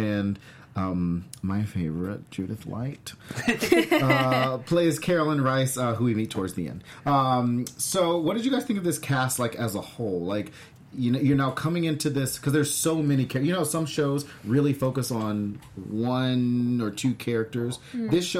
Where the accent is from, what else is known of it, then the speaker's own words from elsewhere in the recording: Ohio, United States; I'm from Ohio.